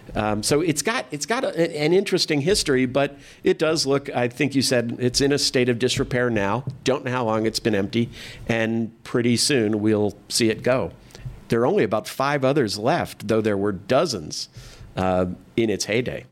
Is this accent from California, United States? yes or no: yes; San Diego, California, United States; moved away; I didn't grow up here. I grew up in San Diego